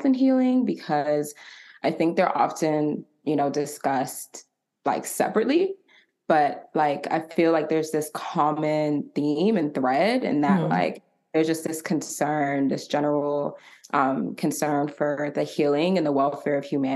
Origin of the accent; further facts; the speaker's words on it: Atlanta, Georgia, United States; also born or lived in Marietta, Georgia; I was born and raised in Atlanta, Georgia. A proud ATLian